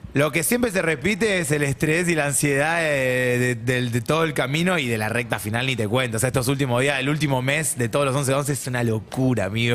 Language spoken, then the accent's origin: Spanish; Argentina; soy bien argentino